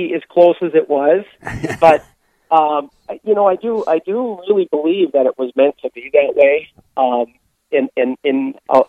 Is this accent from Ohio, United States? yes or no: no; Duluth, Minnesota, United States; I grew up in Duluth, Minnesota